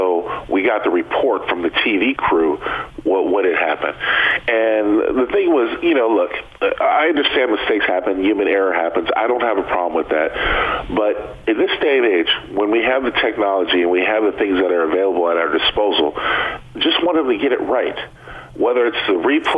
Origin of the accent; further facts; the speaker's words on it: San Diego, California, United States; growing up in San Diego